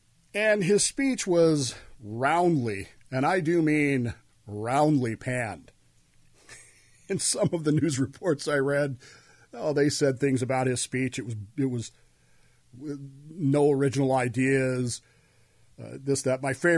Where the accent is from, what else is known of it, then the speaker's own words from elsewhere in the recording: Ogden, Utah, United States; My parents were moved to Ogden, Utah, and I grew up in Utah.